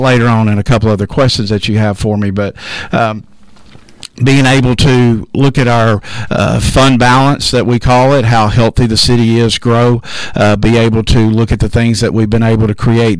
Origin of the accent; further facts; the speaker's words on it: Hope, Arkansas, United States; moved away as an adult; now in Texarkana, United States; I was born and raised in Hope, Arkansas, kind of close.